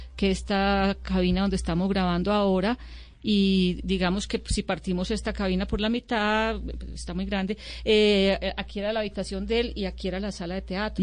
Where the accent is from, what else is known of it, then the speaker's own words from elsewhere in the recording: Medellín, Antioquia, Colombia; also born or lived in Sonsón; yo nací en Medellín, pero tuve la influencia de mi abuela y de todo ese mundo sonsoneño